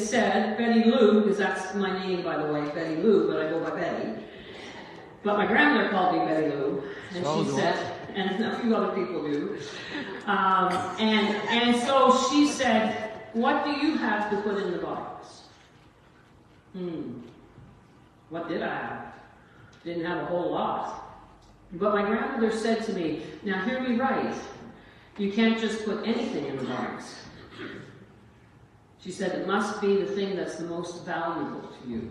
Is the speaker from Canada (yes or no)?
yes; Corner Brook, Newfoundland and Labrador, Canada; I'm from Corner Brook, Newfoundland, raised by a single mom.